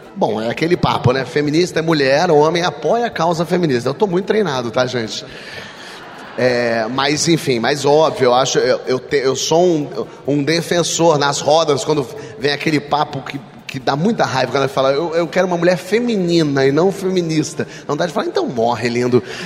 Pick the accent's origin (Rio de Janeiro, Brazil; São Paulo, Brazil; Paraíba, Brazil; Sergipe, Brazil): Rio de Janeiro, Brazil; eu sou do Rio, do meio artístico